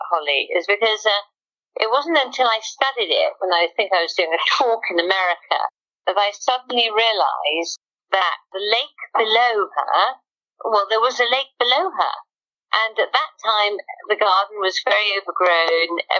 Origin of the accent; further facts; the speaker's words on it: Wales, United Kingdom; being a Welsh farmer's daughter